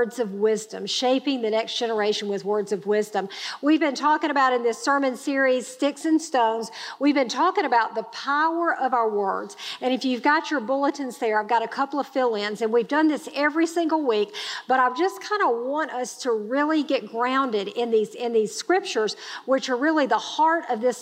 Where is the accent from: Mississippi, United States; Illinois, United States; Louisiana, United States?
Mississippi, United States; Grenada; I grew up in Grenada, Mississippi. It's a small town in Mississippi.